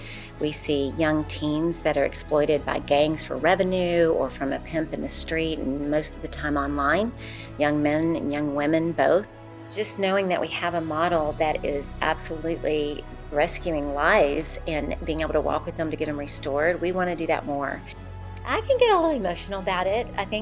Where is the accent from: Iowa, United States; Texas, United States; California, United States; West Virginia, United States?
Texas, United States; Richardson; also born or lived in Michigan; I was born in Michigan, but I was raised in Richardson, Texas.